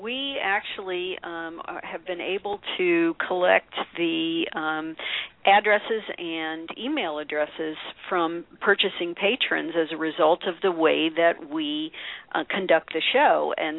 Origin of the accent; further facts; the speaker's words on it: St. Louis, Missouri, United States; I'm originally from St. Louis. I grew up in St. Louis, so